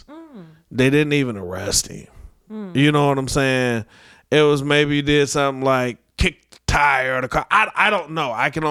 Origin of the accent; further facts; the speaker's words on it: North Chicago, Illinois, United States; born and raised in North Chicago, 80s baby.